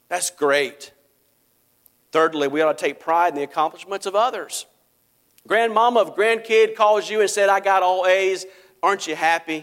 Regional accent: United States; I live in the United States of America and that I can say that I'm an American

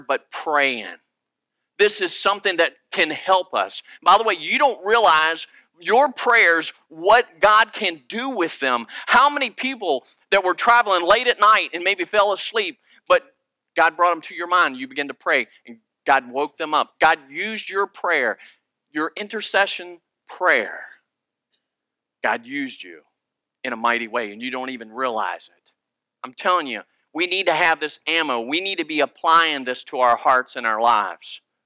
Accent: Virginia, United States; moved away; I'm originally from Virginia, and my family are deer hunters

